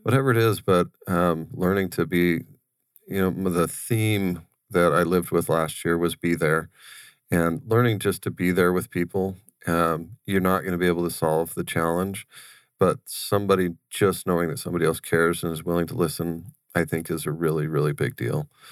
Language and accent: English; Wickenburg, Arizona, United States; we grew up in Wickenburg